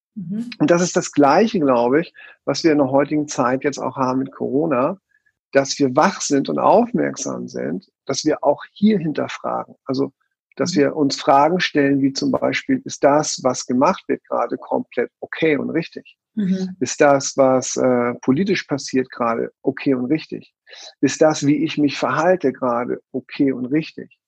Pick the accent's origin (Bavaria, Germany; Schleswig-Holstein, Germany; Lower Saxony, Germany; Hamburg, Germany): Hamburg, Germany; now in Switzerland; geboren in Hamburg